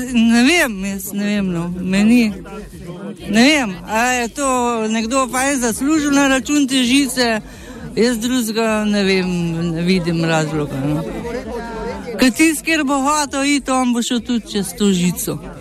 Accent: Slavski Laz, Slovenia; also born or lived in Ljubljana; Jaz sem tukaj iz Slavskega Laza rojena, skozi živela

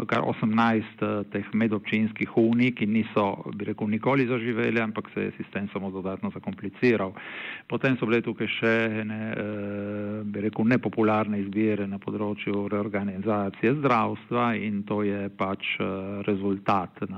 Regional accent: Friuli-Venezia Giulia, Italy; Slovenci smo se v glavnem eh, v zadnjih letih, kljub razlikam, ne, ker tudi bi rekel, znotraj slovenske manjšine

